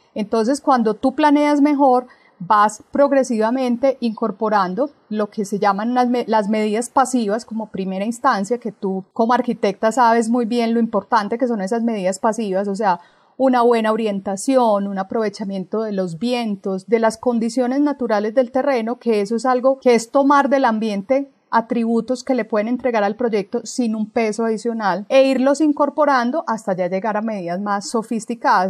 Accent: Colombia; como colombianos

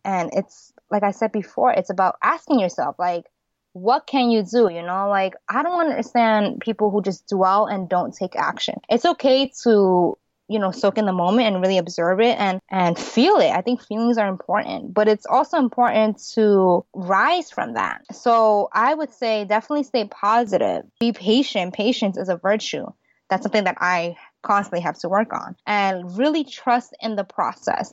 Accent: United States; I'm an American born Chinese. My parents are from Hong Kong

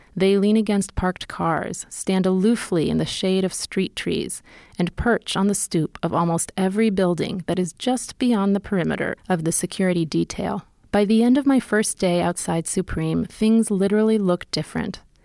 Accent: New York City, New York, United States; I'm from New York City

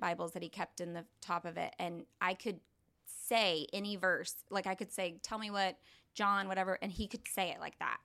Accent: Tulsa, Oklahoma, United States; also born or lived in Norman, Oklahoma / Keys, Oklahoma; we moved here, um, in Tulsa to Union Public Schools.

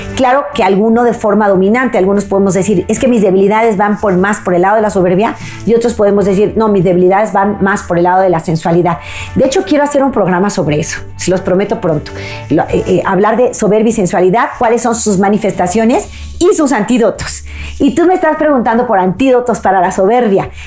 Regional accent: Mexico; mi país México

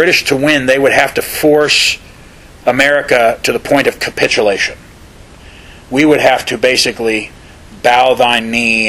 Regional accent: United States; Americans, we really don't celebrate Boxing Day.

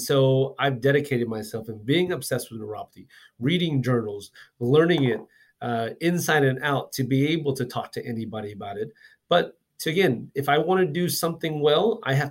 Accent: Houston, Texas, United States; now in Dallas, United States; I'm from Houston as well too

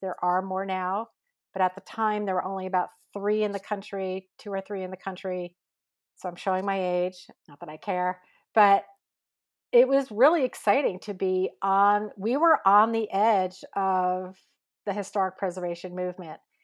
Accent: Croton-on-Hudson, New York, United States; also born or lived in Cold Spring, New York; now in San Francisco, United States; I grew up in the Hudson Valley, uh, in, in the area around Croton on the Hudson and Cold Spring, just Cold Spring, New York

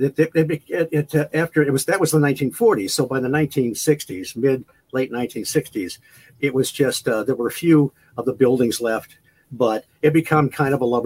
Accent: Michigan, United States; I was in Michigan, growing up in Michigan

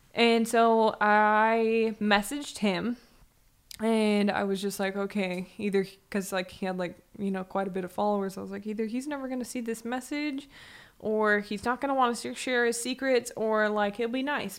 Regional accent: San Diego, California, United States; moved away; also born or lived in Arizona / Las Vegas; I grew up in San Diego

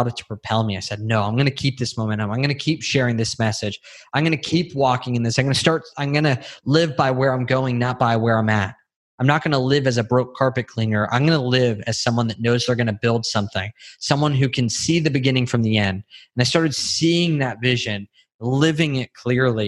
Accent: California, United States; moved away as an adult; now in Texas, United States; we grew up with guns in California

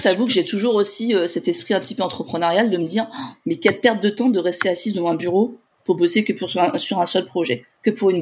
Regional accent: Paris, Île-de-France, France; je suis de Paris

